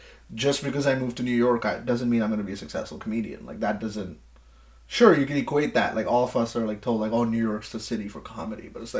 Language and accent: English; India; now in Scarborough, Canada; So I'm from, like, a smaller town in India, right?